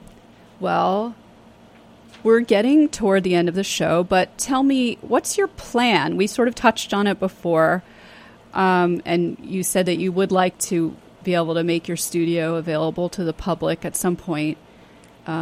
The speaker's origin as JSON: {"language": "English", "town": "New York City", "region": "New York", "country": "United States", "tie": "born or raised there", "said": "I grew up in New York City"}